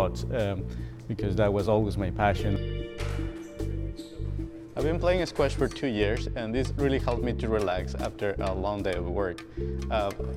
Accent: Ecuador; moved away as an adult; I grew up in Ecuador

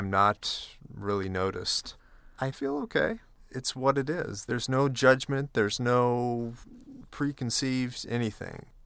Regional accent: Atlanta, Georgia, United States; moved away as an adult; now in Vienna, Austria; After six years in Austria, I'll be moving back to my hometown of Atlanta.

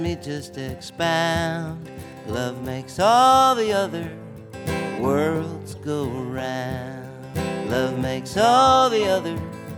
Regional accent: Iowa, United States; moved away; also born or lived in Chicago; I grew up in Iowa

